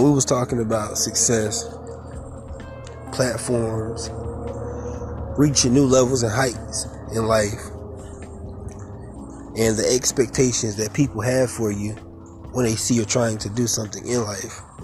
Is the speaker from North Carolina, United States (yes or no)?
yes; Fayetteville, North Carolina, United States; I'm a community activist in my hometown, which is Fayetteville, North Carolina.